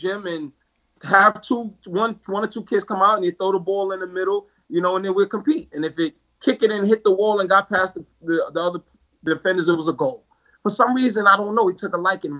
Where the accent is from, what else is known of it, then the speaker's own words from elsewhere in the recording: New York City, New York, United States; moved away as an adult; also born or lived in Rochester, New York / Spartanburg, South Carolina; as a Black man growing up in Jamaica, Queens